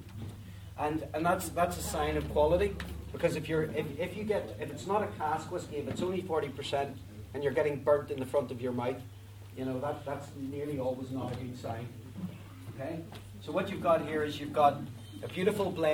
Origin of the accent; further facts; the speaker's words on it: Belfast, Northern Ireland, United Kingdom; I'm from Belfast.